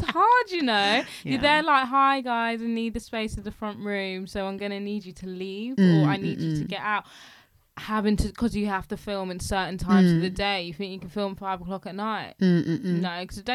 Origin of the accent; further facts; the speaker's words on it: London, United Kingdom; I'm a Londoner